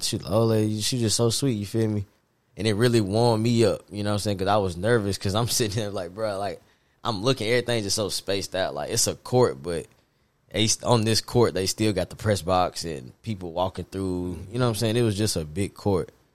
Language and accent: English; Nashville, Tennessee, United States; also born or lived in Hendersonville, Tennessee / Muncie, Indiana; I'm from Nashville, Tennessee, and um, went to MLK and uh, head middle school, and then MLK